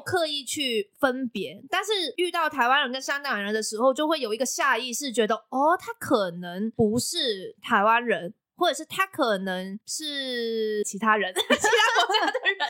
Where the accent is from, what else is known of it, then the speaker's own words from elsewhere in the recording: Macau; now in Taiwan; 我是来自澳门的